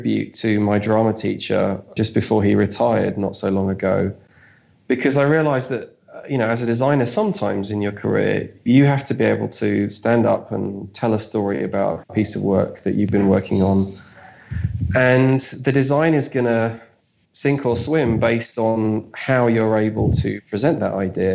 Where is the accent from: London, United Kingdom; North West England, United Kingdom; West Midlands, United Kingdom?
London, United Kingdom; I'm from South London in the UK